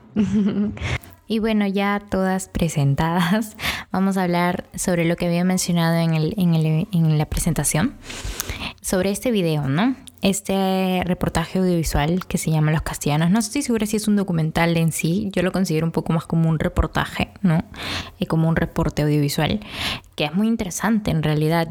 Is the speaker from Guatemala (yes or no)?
no; Peru; en nuestro, en nuestro país hay diversidad de lenguas